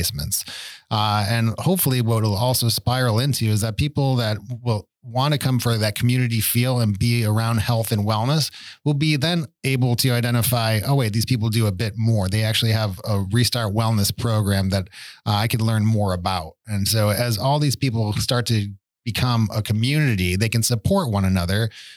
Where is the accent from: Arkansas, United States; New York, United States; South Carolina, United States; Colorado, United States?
New York, United States; Buffalo; I grew up in Buffalo